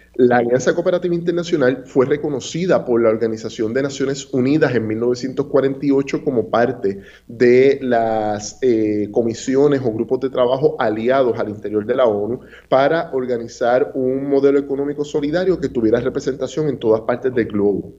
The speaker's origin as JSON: {"language": "Spanish", "country": "Puerto Rico", "said": "… y yo, que ambos presentamos y somos egresados de la Universidad de Puerto Rico"}